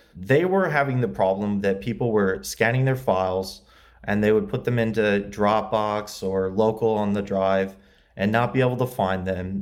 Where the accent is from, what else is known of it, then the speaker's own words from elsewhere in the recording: LaGrange, Indiana, United States; moved away as an adult; also born or lived in Muncie, Indiana; now in Los Angeles, United States; I grew up in Indiana, LaGrange, Indiana. Uh, it's near South Bend